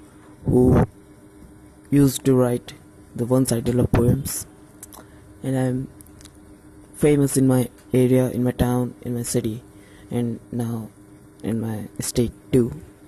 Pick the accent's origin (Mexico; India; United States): India; Uttar Pradesh; I'm from India, Uttar Pradesh.